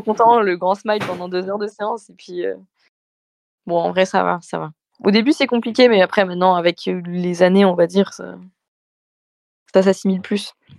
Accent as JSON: {"language": "French", "town": "Méribel", "region": "Auvergne-Rhône-Alpes", "country": "France", "said": "je viens de Meribel."}